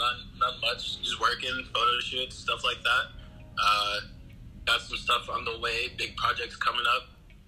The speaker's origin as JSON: {"language": "English", "town": "Columbus", "region": "Ohio", "country": "United States", "said": "I'm from Columbus, Ohio."}